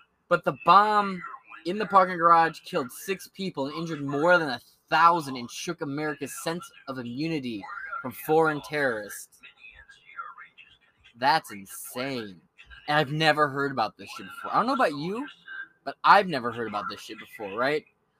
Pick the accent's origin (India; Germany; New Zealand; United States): United States; Bronx, New York; I grew up in the Bronx. You ain't fucking with me.